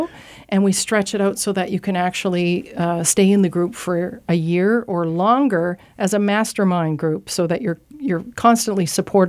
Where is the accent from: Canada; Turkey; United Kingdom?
Canada; Saint John, New Brunswick; Yeah, I'm a St. Johner.